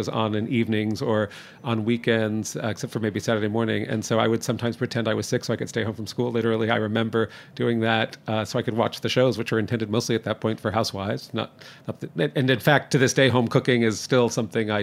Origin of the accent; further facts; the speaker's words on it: Toronto, Ontario, Canada; also born or lived in New Jersey; now in New York, United States; I grew up in Toronto.